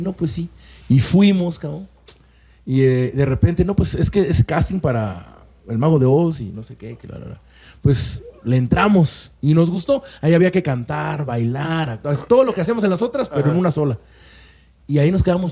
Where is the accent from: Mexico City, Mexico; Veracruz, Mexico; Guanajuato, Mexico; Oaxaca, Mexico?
Veracruz, Mexico; Córdoba; moved away as an adult; also born or lived in Puebla; yo soy de Córdoba, Veracruz, y llego a Puebla junto con mi hermano a estudiar esa licenciatura